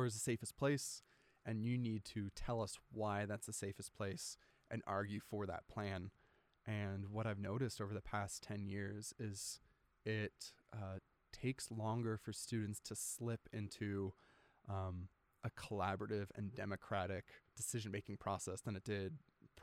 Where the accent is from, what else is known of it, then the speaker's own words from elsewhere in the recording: outside Orlando, Central Florida, United States; also born or lived in Washington State / Alaska; now in Logan, United States; I was born in Washington State and then early on moved to Florida. My dad's work took us down to Central Florida, grew up outside Orlando.